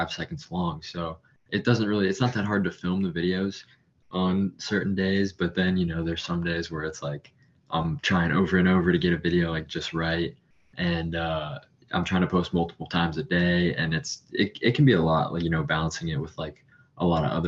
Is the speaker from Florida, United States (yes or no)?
yes; Florida, United States; I'm from Florida